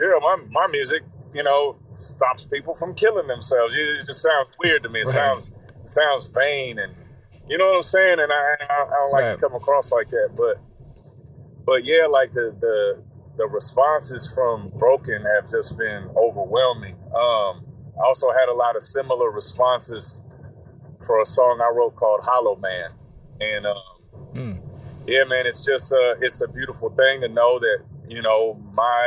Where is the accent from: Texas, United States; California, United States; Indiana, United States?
Indiana, United States; growing up here, like, you know, I'm from the Midwest